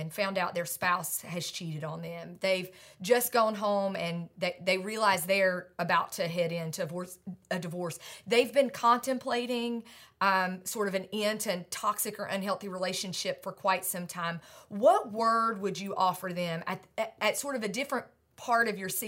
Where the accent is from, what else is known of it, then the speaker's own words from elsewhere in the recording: United States; I'm an American millennial